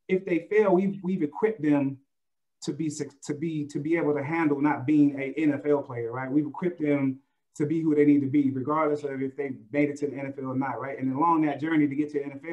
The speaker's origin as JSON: {"language": "English", "town": "Oakland", "region": "California", "country": "United States", "said": "I'm from Oakland"}